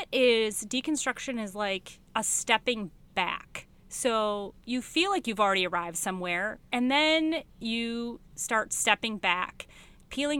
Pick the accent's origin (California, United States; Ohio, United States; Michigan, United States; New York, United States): Michigan, United States; moved away as an adult; I'm from Michigan